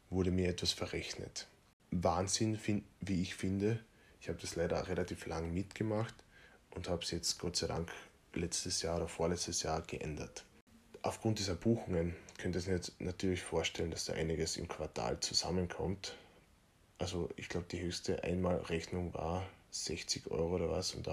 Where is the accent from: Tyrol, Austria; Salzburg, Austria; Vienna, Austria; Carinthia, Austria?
Carinthia, Austria; Feldkirchen; Bankberater in meiner kleinen Stadt, in Feldkirchen in Kärnten, aus der ich ursprünglich komme. Ich bin ja Kärntner.